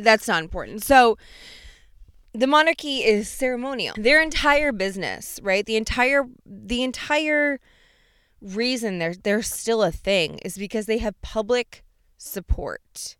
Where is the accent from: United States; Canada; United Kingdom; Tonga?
United States; as an American